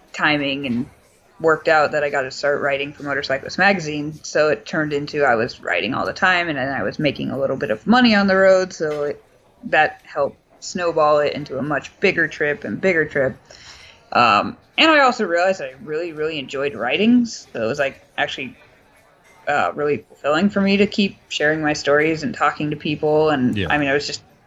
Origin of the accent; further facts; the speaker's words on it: Los Angeles, California, United States; growing up in Los Angeles